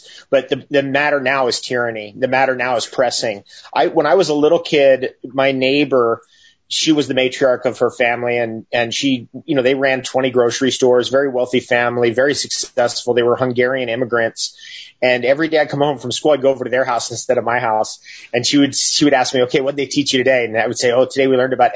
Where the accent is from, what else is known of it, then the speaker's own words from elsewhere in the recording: California, United States; moved away as an adult; now in Northern Ontario, Canada; I grew up in California. I've been there since 1977